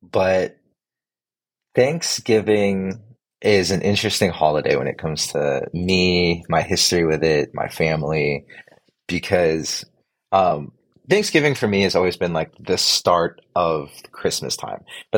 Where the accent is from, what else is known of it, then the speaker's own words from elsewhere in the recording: Philippines; Filipino, and I don't know if being Filipino has anything to do with it, but it just wasn't something we did.